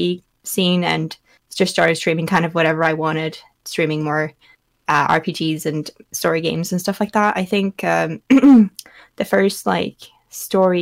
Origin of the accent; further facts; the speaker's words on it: Norway; I am a Norwegian full-time streamer from Norway